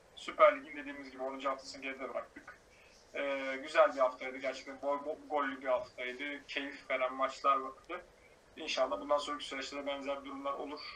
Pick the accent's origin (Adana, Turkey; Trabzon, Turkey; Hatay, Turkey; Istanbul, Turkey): Hatay, Turkey; bir Hataylı olarak